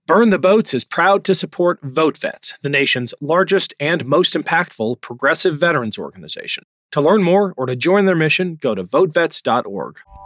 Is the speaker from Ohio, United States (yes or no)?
yes; Ohio, United States; my home state of Ohio